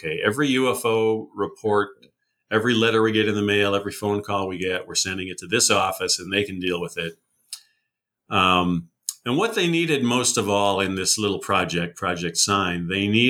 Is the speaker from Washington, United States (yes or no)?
no; Wisconsin, United States; Worked for a while at Yerkes Observatory in my home state of Wisconsin